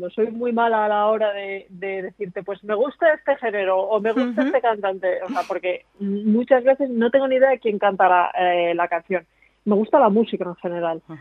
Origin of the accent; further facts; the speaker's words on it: Valladolid, Castile and León, Spain; born there; Pero yo nací en Valladolid